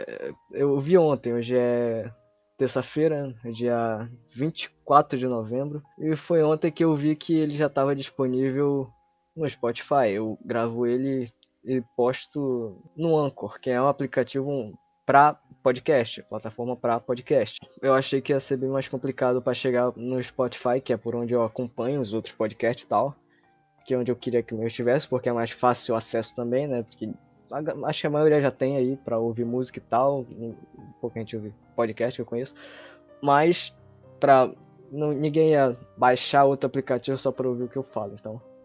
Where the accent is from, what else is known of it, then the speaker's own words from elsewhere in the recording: Manaus, Amazonas, Brazil; Eu nasci, cresci em Manaus